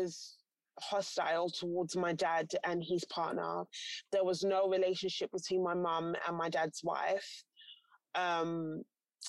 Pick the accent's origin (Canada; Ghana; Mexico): Ghana; I'm Ghanaian as well, there's like a cultural order of things as well.